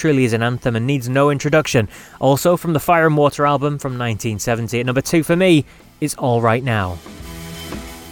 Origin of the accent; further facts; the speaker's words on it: United Kingdom; being British